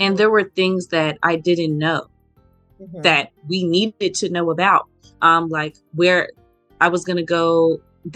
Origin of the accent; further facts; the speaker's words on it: Memphis, Tennessee, United States; moved away as an adult; now in Norfolk, United States; I'm from Memphis, Tennessee, and I currently attend the Norfolk State University in Norfolk, Virginia